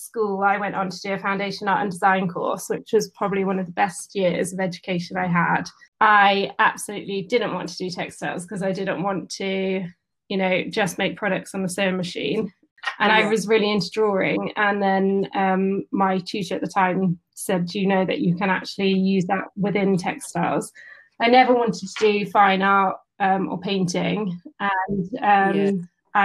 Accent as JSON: {"language": "English", "town": "Bradford-on-Avon", "region": "South West England", "country": "United Kingdom", "tie": "born or raised there", "also_born_or_lived": "Bath", "said": "I live in Bath. I've grown up around Bath. I grew up in Bradford-on-Avon"}